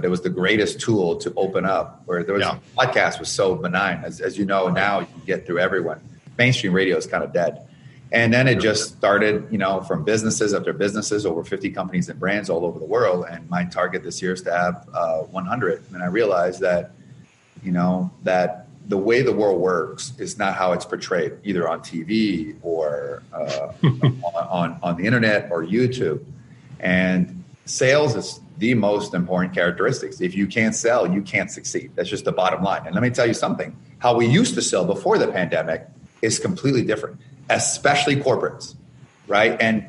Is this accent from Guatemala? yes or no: no; Canada; now in Chicago, United States; I came from Canada with nothing, $974 over 10 years ago, went down to negative 34,000. And I'm in Chicago